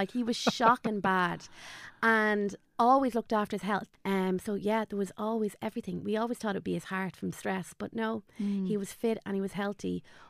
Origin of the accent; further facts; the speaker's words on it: Dublin, Leinster, Ireland; moved away as an adult; now in Kildare, Ireland; we grew up in Dublin.